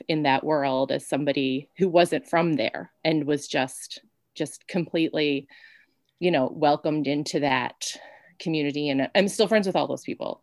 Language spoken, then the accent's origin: English; Newfoundland and Labrador, Canada; I'm from a very isolated place. Like I'm from Newfoundland. I'm on an island and everything seems out of reach